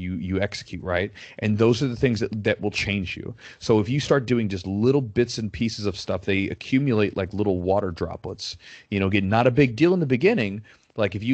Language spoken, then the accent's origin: English; United States; as an American